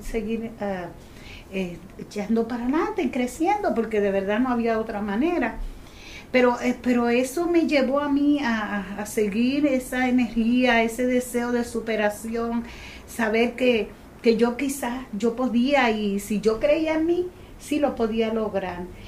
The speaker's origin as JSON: {"language": "Spanish", "town": "Gurabo", "country": "Puerto Rico", "tie": "born or raised there", "said": "yo vengo de un campo de Gurabo, una jibarita que apenas podía hablar, que era muy jibara"}